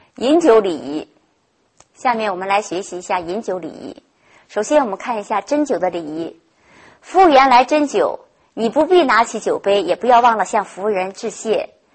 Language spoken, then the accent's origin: Chinese; China; 在我国国内